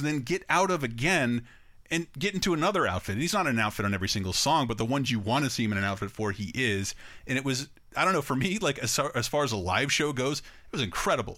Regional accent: Tallahassee, Florida, United States; my hometown of Tallahassee, Florida

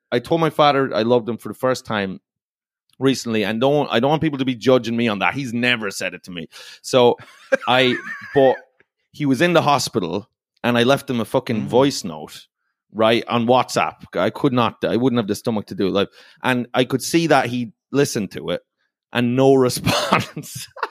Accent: Ireland; I'm from Ireland. So I I grew up playing a sport called hurling

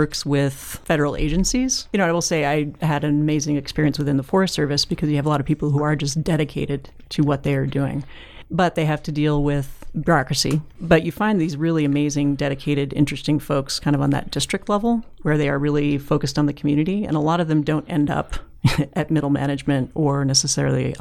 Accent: Boise, Idaho, United States; I grew up in Boise

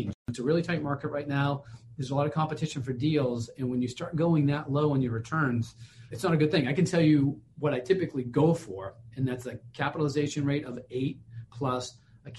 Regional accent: Boston, Massachusetts, United States; I'm from Boston

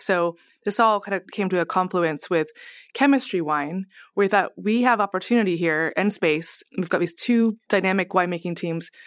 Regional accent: Oregon, United States; I grew up here in Oregon

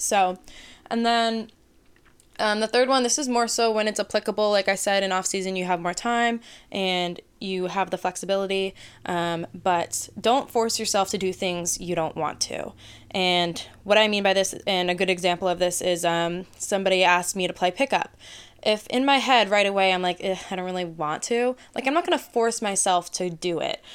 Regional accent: Massachusetts, United States; I'm from Massachusetts, so I played mass hockey growing up.

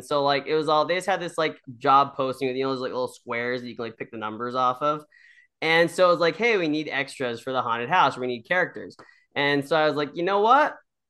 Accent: Lynden, Washington, United States; now in Bellingham, United States; I actually did grow up right near Linden, and Linden is an interesting town. But it is a small town. And yeah, now I live in Bellingham, obviously, which is south of Linden.

